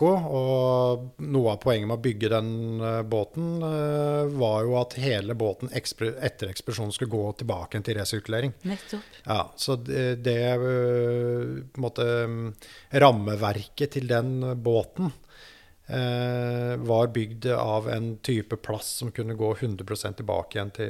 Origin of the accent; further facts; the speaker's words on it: Lillehammer, Innlandet, Norway; jeg vokste opp i Lillehammer, er en innenlandsgutt og har levd et ganske sånn vil, vil si et ganske normalt, normal oppvekst